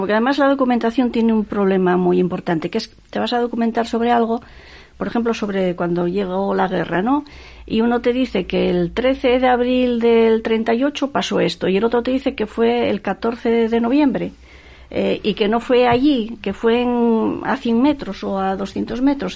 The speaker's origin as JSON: {"language": "Spanish", "town": "Gijón", "region": "Asturias", "country": "Spain", "tie": "born or raised there", "said": "yo soy del Llano, mi madre nació en el Llano, mi abuela nació en el Llano. Entonces esa cuestión familiar, ¿no? Que yo viví, estuve allí hasta los 14 años"}